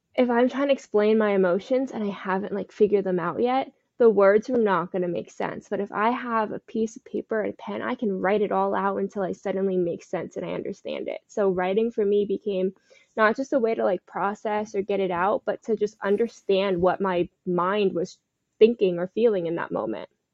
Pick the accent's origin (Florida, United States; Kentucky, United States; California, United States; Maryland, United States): Florida, United States; Parkland; also born or lived in Fort Lauderdale, Florida; I am from South Florida. I grew up in Parkland, and currently I live in Fort Lauderdale